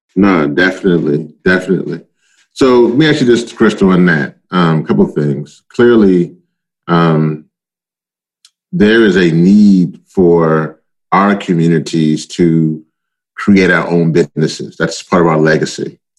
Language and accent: English; Louisiana, United States; also born or lived in Maryland; now in Baltimore, United States; In my home state, it's called Cancer Alley.